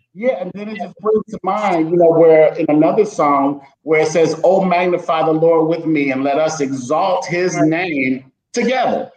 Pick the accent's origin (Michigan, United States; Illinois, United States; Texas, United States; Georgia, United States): Illinois, United States; Chicago; I grew up in Chicago, so I know about things being on the run, growing up in the streets